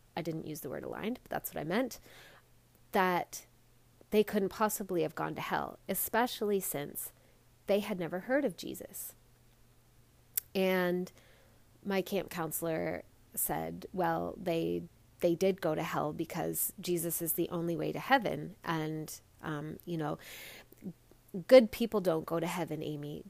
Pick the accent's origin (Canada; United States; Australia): Canada; I'm Canadian